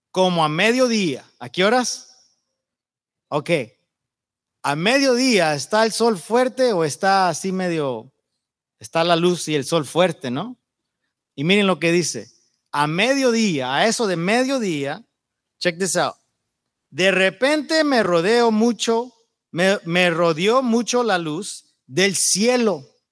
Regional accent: Yuma, Arizona, United States; moved away; soy de Yuma. Nacido y creado ahí en la frontera de Sonora.

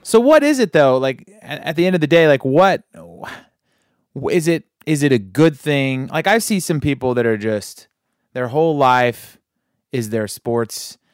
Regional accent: Sacramento, California, United States; I grew up in Sacramento

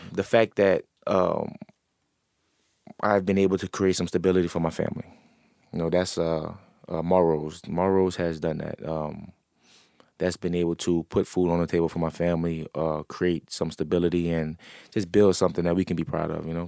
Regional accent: New Orleans, Louisiana, United States; I'm an entrepreneur from New Orleans.

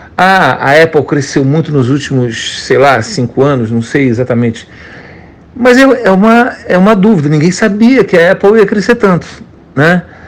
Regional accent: Brazil; moved away; como brasileiro, eu sou do país que tem a melhor bolsa de valores do planeta

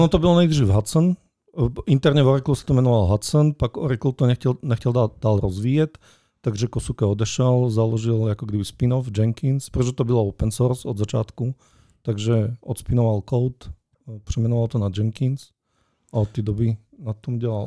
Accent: Slovakia; Czech is a second language; já jsem totiž Slovák

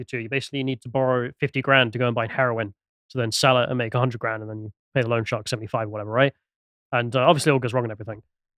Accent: England, United Kingdom; Not really a fan of either of the cultures, though, because I'm English.

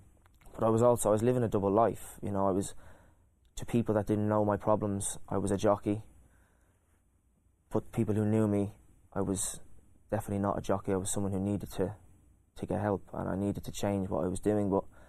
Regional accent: County Kildare, Ireland; I was a boy with dreams and hopes, and you know, I was just a normal kid. I loved my sports, didn't like school. A pretty normal. I had a great upbringing.

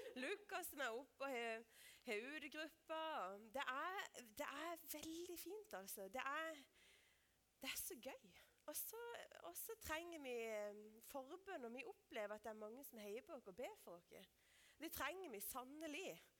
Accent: Lista, Agder, Norway; moved away; jeg kommer fra Lister, for det er sant

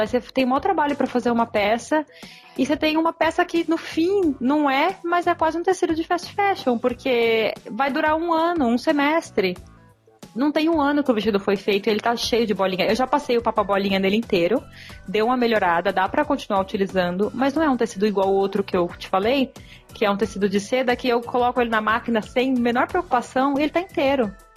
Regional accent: Brazil; moved away as an adult; also born or lived in New Zealand; Eu saí do Brasil só com roupa de verão

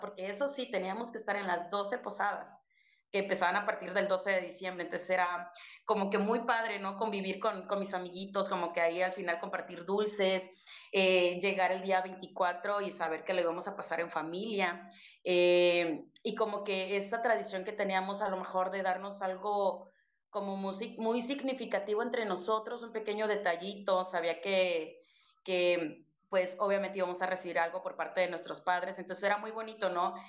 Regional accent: Chiapas, Mexico; moved away; yo estoy en el norte, pero soy de Chiapas

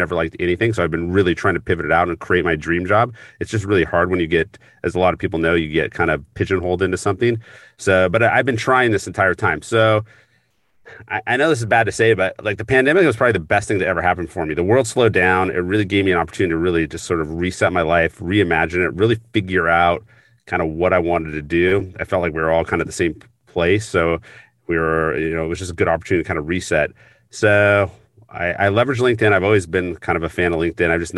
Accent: Seattle, Washington, United States; I grew up in Seattle

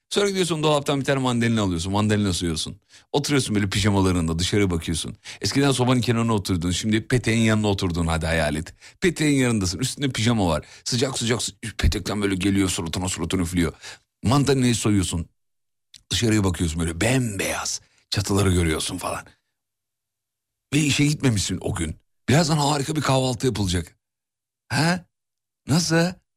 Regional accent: Kocaeli, Turkey; Canım Kocaeli'm. Saygılar memleketime.

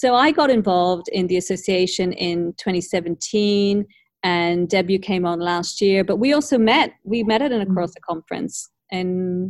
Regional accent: Ireland; also born or lived in Israel / United Kingdom / Europe; now in Australia; I was born on the land, Palestinian land occupied by the Israelis. So I actually am Israeli, but I grew up in Ireland. So I'm an Irish Jew. I lived all around Europe

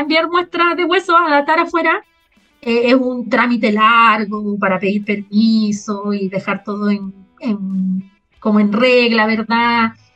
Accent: Peñaflor, Santiago Metropolitan Region, Chile; moved away as an adult; also born or lived in Berkeley, California, United States; soy Peña Florina, como para decir que no soy santiaguina totalmente

